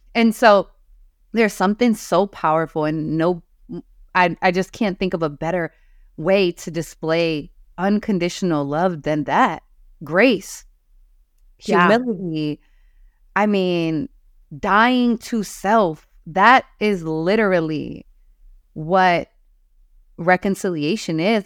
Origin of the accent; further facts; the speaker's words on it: New York City, New York, United States; growing up in New York